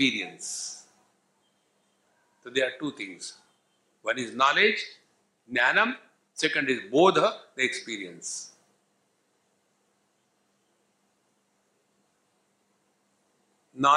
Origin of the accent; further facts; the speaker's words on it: India; We are Indian